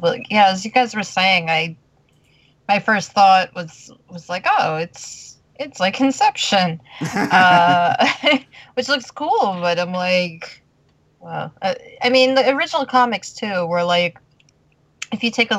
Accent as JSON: {"language": "English", "town": "Staten Island", "region": "New York", "country": "United States", "tie": "born or raised there", "said": "It's so, from my hometown."}